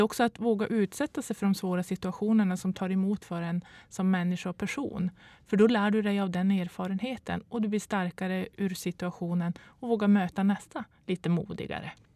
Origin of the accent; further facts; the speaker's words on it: Boden, Norrbotten County, Sweden; Jag kommer från Boden och pendlar Eh, de här 100 milen eh, veckovis